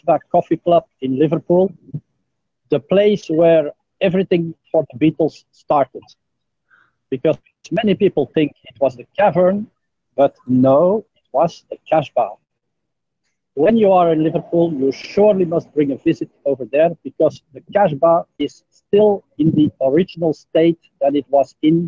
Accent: Belgium; now in Jakarta, Indonesia; From Belgium.

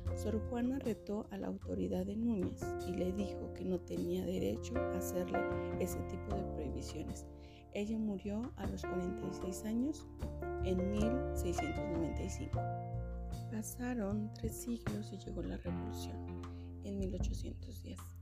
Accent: Mexico; Como mujer, como mexicana y como madre

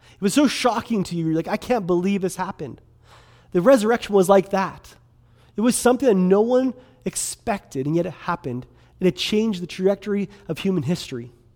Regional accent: Kelowna, British Columbia, Canada; also born or lived in Quesnel, British Columbia; I grew up in Kelowna, um, grew up down on eight sixteen Leon Avenue downtown

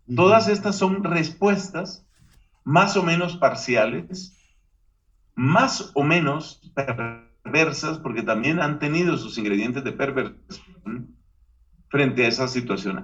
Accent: Colombia; Hubo una época en mi país, Colombia

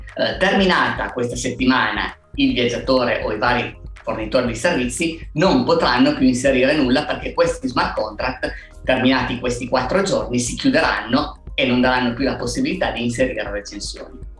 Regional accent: Alba, Piedmont, Italy; noi siamo cinque soci, siamo di Alba

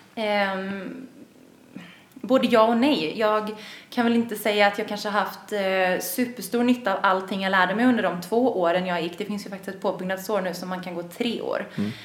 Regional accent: Gothenburg, Västra Götaland, Sweden; moved away as an adult; now in Stockholm, Sweden; Jag kommer från Göteborg, vilket man ibland kan höra, ibland inte

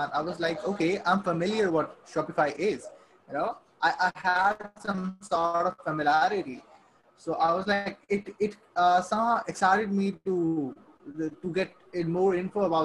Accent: Saudi Arabia; moved away as an adult; also born or lived in Pakistan; I'm born and raised in Saudi Arabia. Okay, I lived there for like 18 years.

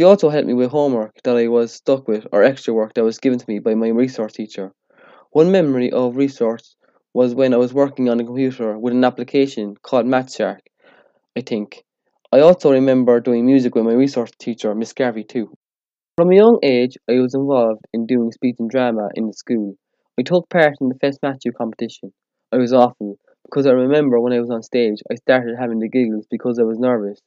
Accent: Ireland

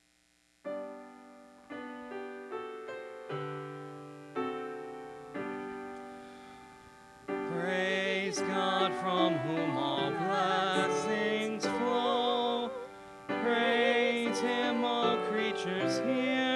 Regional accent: Chicago, Illinois, United States; moved away; I grew up in Illinois, and in Chicago, where I lived

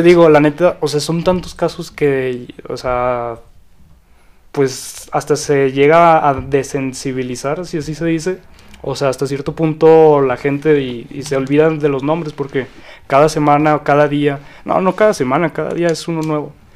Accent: Zacatecas, Mexico; yo también soy orgullosamente zacatecano.

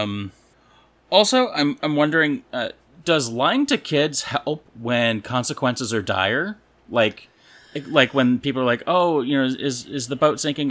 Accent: California, United States; now in Missouri, United States; growing up in California

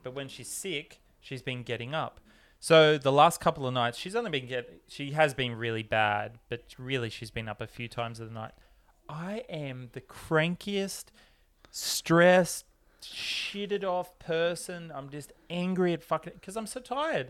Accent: Australia; when Howie and I grew up in Australia, we never had Halloween

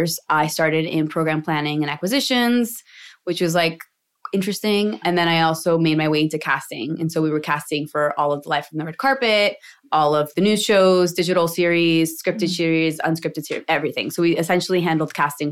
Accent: East Coast, United States; moved away as an adult; now in Los Angeles, United States; East Coasters are just like, we're different

